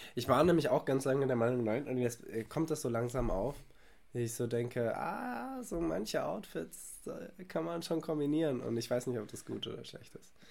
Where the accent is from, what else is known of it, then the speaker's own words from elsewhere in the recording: Germany; als Deutscher